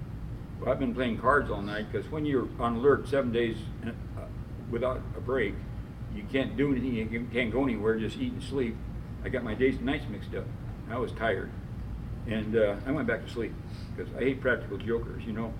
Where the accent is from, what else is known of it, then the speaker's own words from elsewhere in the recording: Philippines; I never had a uni suit on because I come from the Philippines